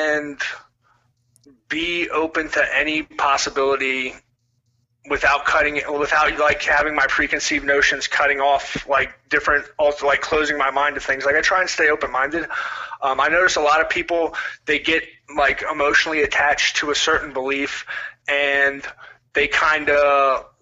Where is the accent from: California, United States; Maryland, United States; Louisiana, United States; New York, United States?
Maryland, United States; Waldorf; I grew up outside of Washington, D.C., a place called Waldorf